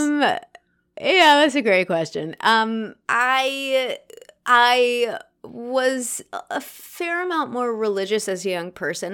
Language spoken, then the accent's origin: English; United States; as an American actor